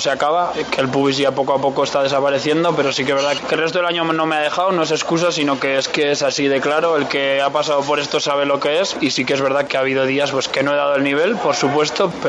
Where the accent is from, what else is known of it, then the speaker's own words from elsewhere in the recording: Navarre, Spain; soy de aquí, juego cada fin de semana en equipo de mi tierra